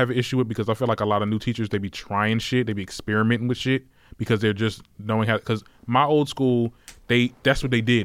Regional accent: Trenton, New Jersey, United States; I'm from Trenton, New Jersey.

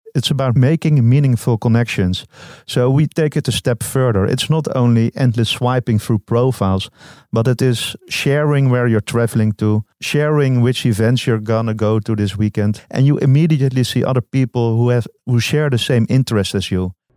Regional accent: Amsterdam, North Holland, Netherlands; I'm from Amsterdam

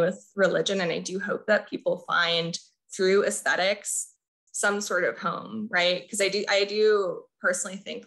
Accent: Corpus Christi, Texas, United States; also born or lived in Mexico; now in Austin, United States; I spent most of my time in my hometown of Corpus and I moved to Austin

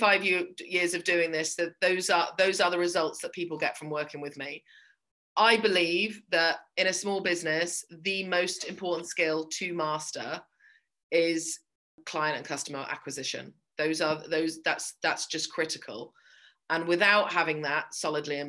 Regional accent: England, United Kingdom; moved away as an adult; also born or lived in Ireland; now in Belfast, United Kingdom; My accent isn't from Belfast because I was born in England and grew up there.

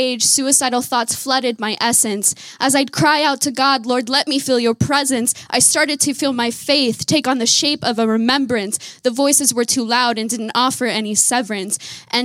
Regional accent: Simi Valley, California, United States; I was raised in Francis Chan's church in Simi Valley, California

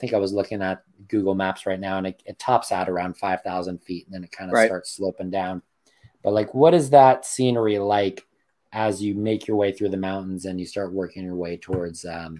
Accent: California, United States; I'm a Californian. I got some California pride.

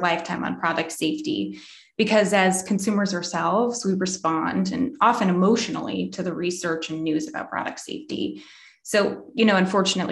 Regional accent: Marblehead, Massachusetts, United States; I grew up in Massachusetts myself in a town called Marblehead

